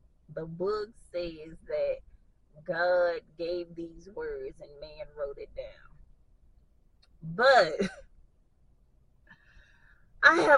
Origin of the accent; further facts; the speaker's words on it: the South, United States; Growing up in the South